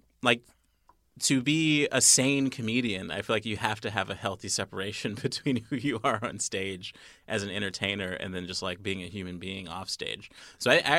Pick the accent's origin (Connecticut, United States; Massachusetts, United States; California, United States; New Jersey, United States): California, United States; also born or lived in Chicago; now in New York, United States; I'm from California